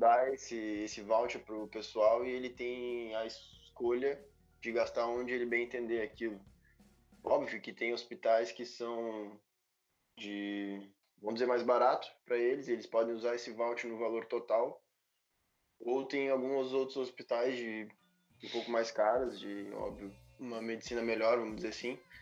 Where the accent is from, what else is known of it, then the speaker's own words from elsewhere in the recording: Porto Alegre, Rio Grande do Sul, Brazil; sou natural de Porto Alegre.